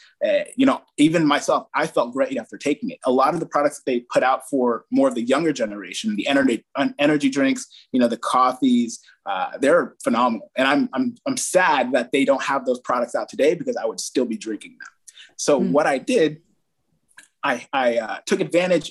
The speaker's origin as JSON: {"language": "English", "town": "Fairfield", "region": "California", "country": "United States", "tie": "born or raised there", "said": "We had a branch in Fairfield, my hometown"}